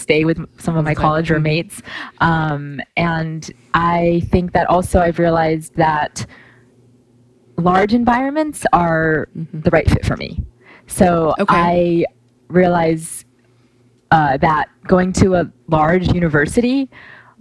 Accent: Austin, Texas, United States; also born or lived in New York City; I did not grow up in Austin my entire life, but I came here for high school.

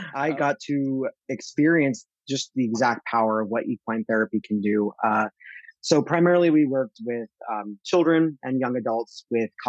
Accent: central New Jersey, United States; moved away; I grew up in New Jersey and uh, central New Jersey

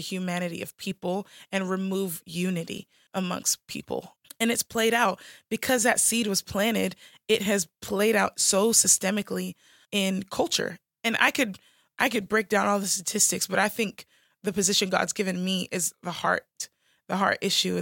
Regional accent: United States; I'm American

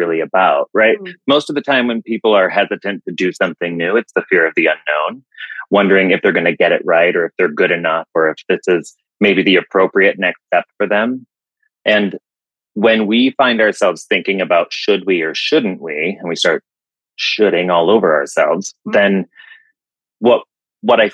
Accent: West Michigan, United States; now in Asheville, United States; I'm from Michigan, Western conservative West Michigan, and I live in Asheville, North Carolina

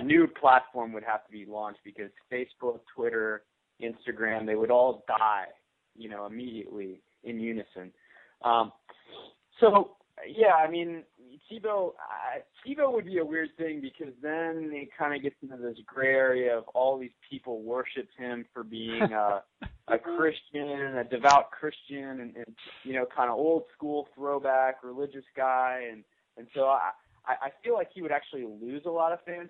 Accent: New Orleans, Louisiana, United States; growing up in New Orleans with you know, white Catholic families

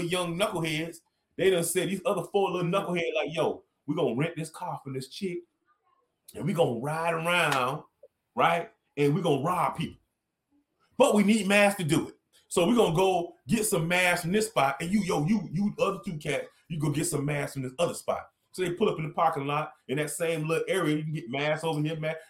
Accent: Miami, Florida, United States; I'm from Dade

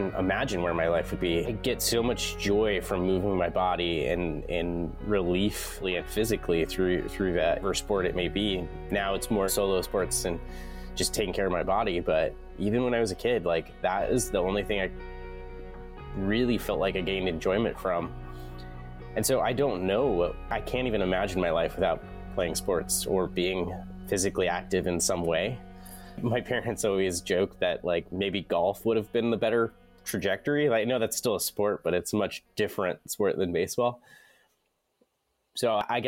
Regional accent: Denver, Colorado, United States; grow up in Colorado

